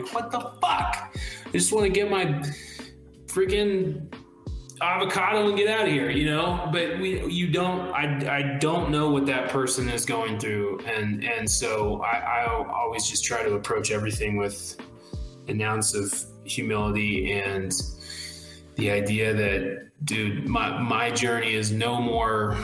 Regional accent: South Carolina, United States; born or raised there

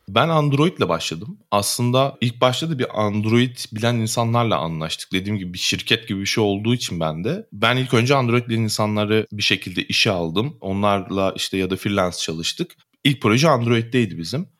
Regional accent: Muğla, Turkey; Muğla'lıyım ben.

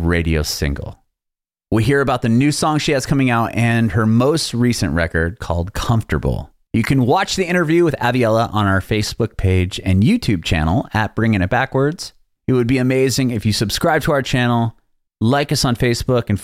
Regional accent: San Diego, California, United States; moved away as an adult; now in Nashville, United States; I'm actually originally from San Diego

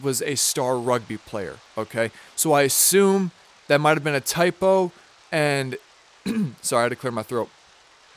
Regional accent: Minnesota, United States; I'm from Minnesota

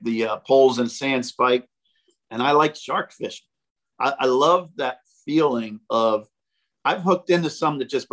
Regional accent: Mercer County, New Jersey, United States; Mercer County Community College, which is right in my hometown.

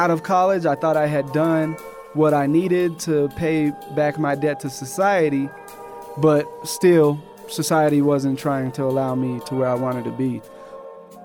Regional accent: Colorado Springs, Colorado, United States; growing up in Colorado Springs

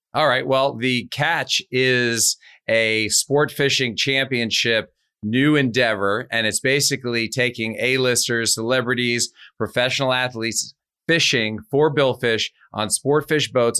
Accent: New York, United States; I'm from New York

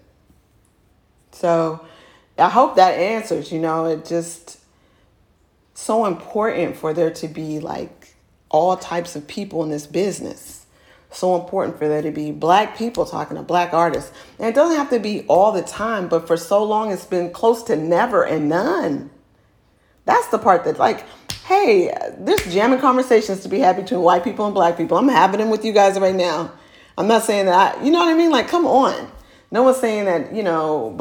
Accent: Oakland, California, United States; I'm from Oakland

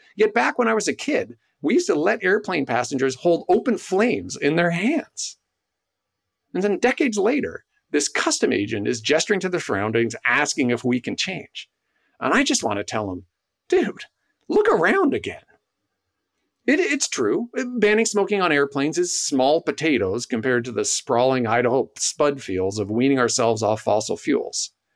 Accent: Canada; I'm Canadian

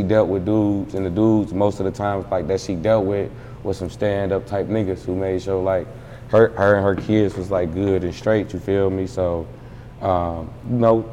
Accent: Detroit, Michigan, United States; I'm from Detroit

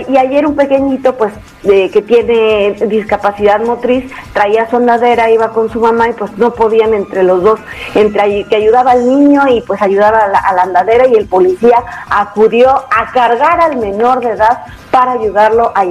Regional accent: Mexico; No, ya no, la verdad es que nosotros, incluso como mismos mexicanos, la verdad es que cuando tienes que tomar carretera lo piensas dos veces

